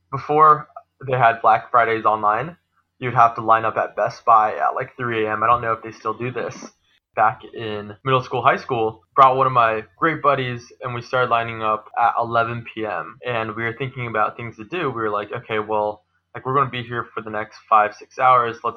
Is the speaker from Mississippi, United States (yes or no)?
no; Seattle, Washington, United States; For me, I'm from Seattle, so I graduated from the University of Washington, but I'm just a board game enthusiast.